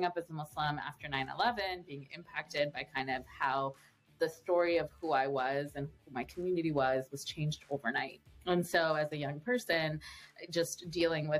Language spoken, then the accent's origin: English; Southern California, United States; also born or lived in England; I grew up in Southern California my whole life